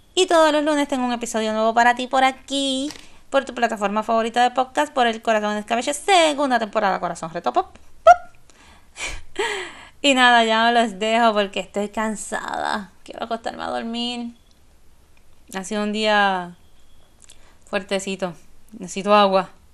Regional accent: San Juan, Puerto Rico; cuando Hard Rock Café era en el viejo San Juan, y papi nos dejaba en la puerta

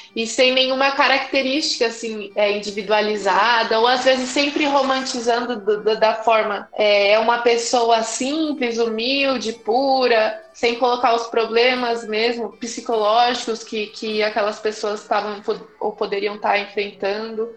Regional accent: São Paulo, Brazil; eu sou de São Paulo, estudante de letras

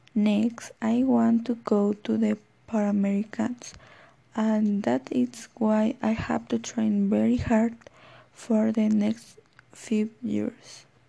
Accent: Oaxaca, Mexico; English is a second language; also born or lived in León, Guanajuato; I live like two years in León and from there I come to Oaxaca

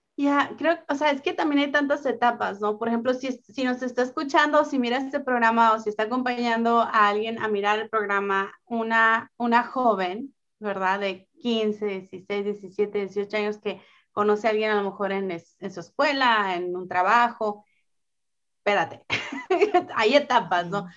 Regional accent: northern Mexico, Mexico; yo soy del norte de México

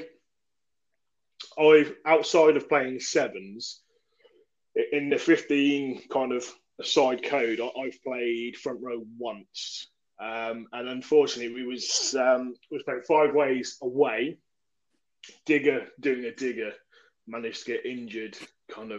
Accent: England, United Kingdom; as an Englishman

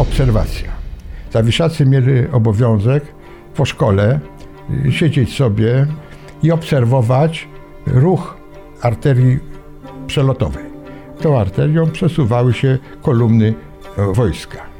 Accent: Warsaw, Masovian Voivodeship, Poland; Jestem warszawiakiem. Do wojny mieszkałem w Warszawie.

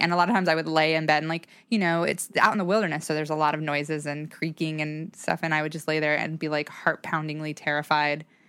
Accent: Salmon, Idaho, United States; also born or lived in Boise, Idaho; I was born in Salmon, Idaho, which is a very small town

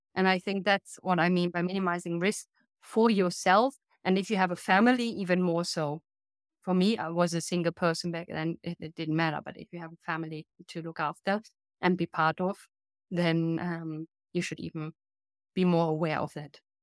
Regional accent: Germany; also born or lived in United Kingdom / Sweden; now in Italy; I'm based in Italy now, but I'm originally from Germany

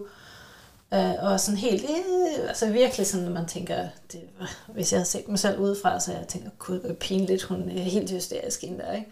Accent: Sweden; jeg er både svensker

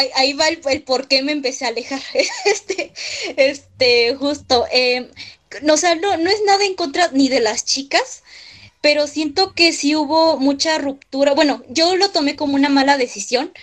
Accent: Mexico City, Mexico; soy de la Ciudad de México

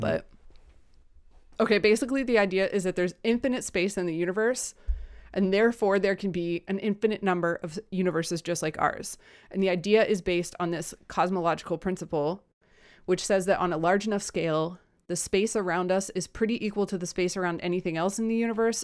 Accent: United States; I'm American

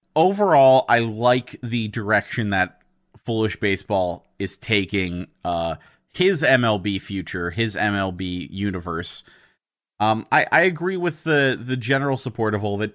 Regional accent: United States; I'm an American

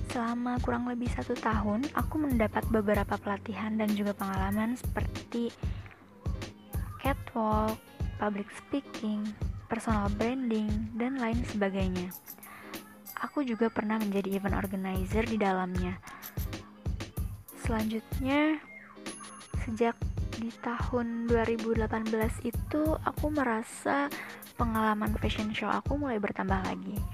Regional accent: Bekasi, West Java, Indonesia; Aku lahir dan tinggal di Bekasi.

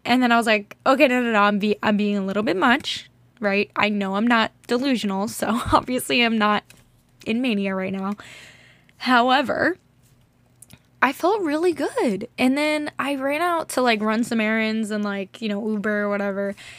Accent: United States; growing up in America is just great in certain ways, not great in others

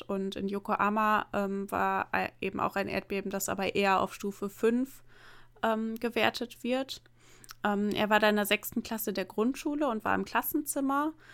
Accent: near the Emsland, Lower Saxony, Germany; bin ja ähm, in einer kleinen Stadt, ähm, ja in der Nähe des Emslands aufgewachsen

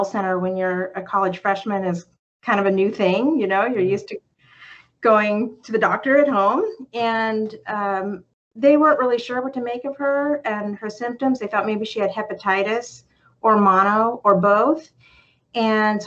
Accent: California, United States; now in Champaign-Urbana, United States; I'm from California originally

